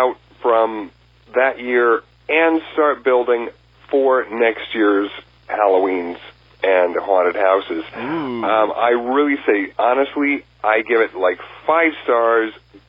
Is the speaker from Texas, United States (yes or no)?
yes; Texas, United States; now in California, United States; I come from Texas originally.